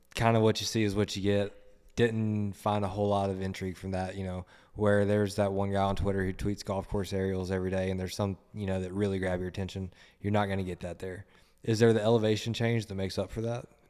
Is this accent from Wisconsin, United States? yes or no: no; Nashville, Tennessee, United States; I grew up in Nashville